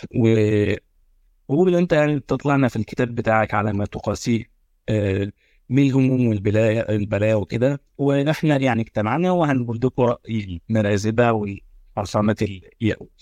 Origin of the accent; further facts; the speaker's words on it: Egypt; عندنا في مصر